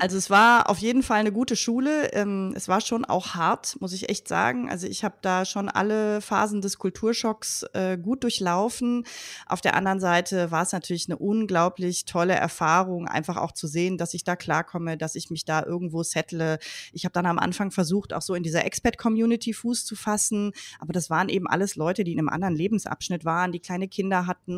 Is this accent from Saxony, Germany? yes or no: no; Leverkusen, North Rhine-Westphalia, Germany; Ich bin in Leverkusen geboren und aufgewachsen